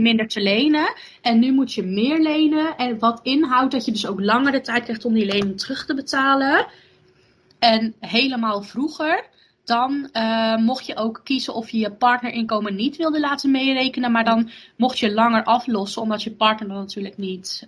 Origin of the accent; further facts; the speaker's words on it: Borssele, Zeeland, Netherlands; in de gemeente waar ik vandaan kom, in Zeeland, in de gemeente Borselen